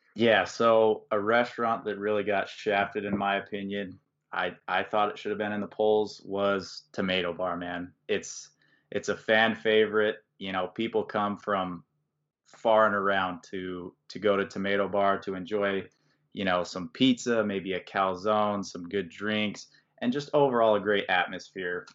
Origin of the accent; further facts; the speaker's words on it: Valparaiso, Indiana, United States; we're both from Valpo